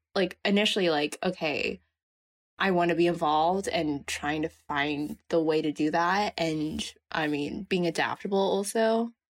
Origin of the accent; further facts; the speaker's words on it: Bay Area, California, United States; I am from California in the Bay Area.